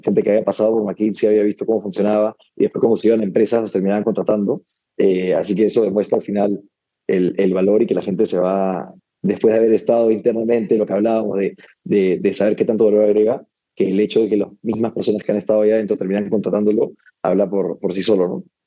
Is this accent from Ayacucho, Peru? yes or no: no; Lima, Peru; moved away as an adult; also born or lived in United States; nací, y crecí en Lima